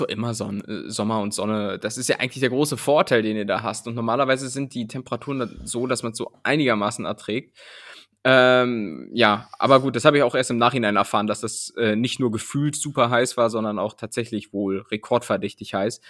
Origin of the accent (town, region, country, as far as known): Germany